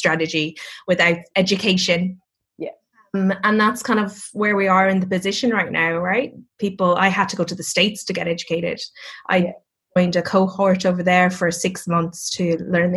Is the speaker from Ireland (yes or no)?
yes; Cork, Munster, Ireland; accent: Irish; moved away; I'm from Cork as well. So it's the capital of Ireland. We're very singy